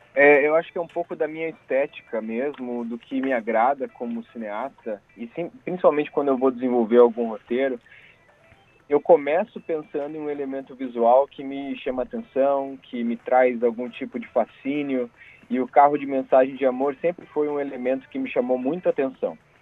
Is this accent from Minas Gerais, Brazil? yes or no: no; Curitiba, Paraná, Brazil; eu sou curitibano